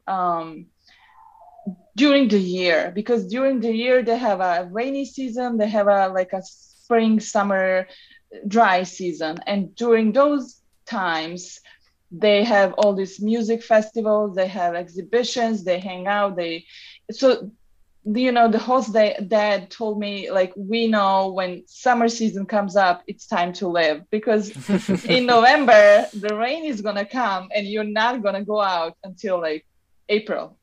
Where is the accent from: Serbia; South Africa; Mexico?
Serbia; Novi Sad, Vojvodina; moved away as an adult; also born or lived in New York / Seattle; now in Los Angeles, United States; I'm from Novi Sad, Serbia. I was born here long time ago